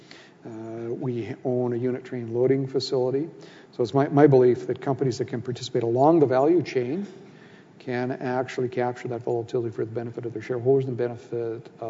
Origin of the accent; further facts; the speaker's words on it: Canada; as a Canadian